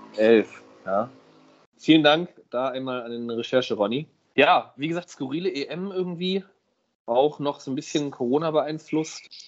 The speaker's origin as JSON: {"language": "German", "region": "Hamburg", "country": "Germany", "said": "als Hamburger"}